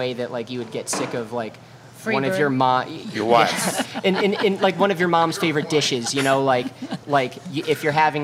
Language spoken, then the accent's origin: English; Detroit, Michigan, United States; moved away as an adult; now in New Orleans, United States; I'm from Detroit